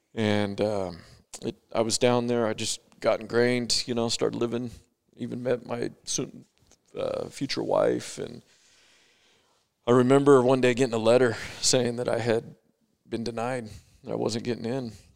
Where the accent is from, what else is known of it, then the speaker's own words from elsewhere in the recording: Bakersfield, California, United States; now in Idaho Falls, United States; I grew up in Bakersfield, California. So, not too far from here, but I live in Idaho Falls, Idaho now.